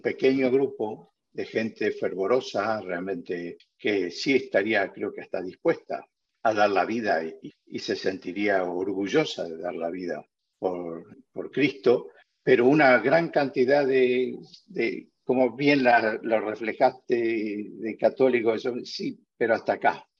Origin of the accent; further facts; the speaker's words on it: Argentina; now in Spain; Yo soy argentino y, hace, hace, muchos años vivo acá, pero no tantos